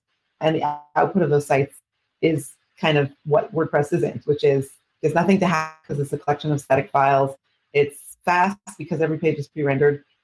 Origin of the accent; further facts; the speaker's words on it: Canada; now in Israel; I'm originally from Canada, actually, but I've been living in Israel for the last 26 years